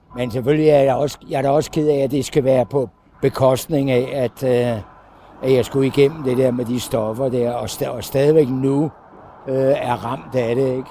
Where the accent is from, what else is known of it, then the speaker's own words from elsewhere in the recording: Copenhagen, Capital Region of Denmark, Denmark; moved away as an adult; also born or lived in Thy; jeg er jo københavner